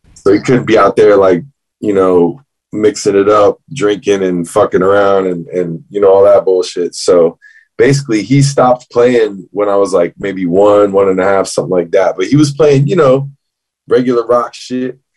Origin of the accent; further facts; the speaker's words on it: Fort Pierce, Florida, United States; We're talking South Florida. I'm from Fort Pierce, so it's like the Treasure Coast, as they call it.